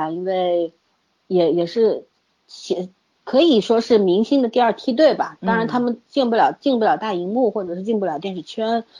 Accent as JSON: {"language": "Chinese", "country": "China", "said": "首先，我们中国人实在是太多了，对吧？"}